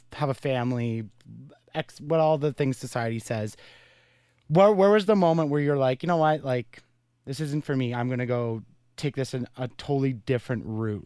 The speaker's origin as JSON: {"language": "English", "town": "Carleton Place", "region": "Ontario", "country": "Canada", "tie": "born or raised there", "said": "That's my hometown"}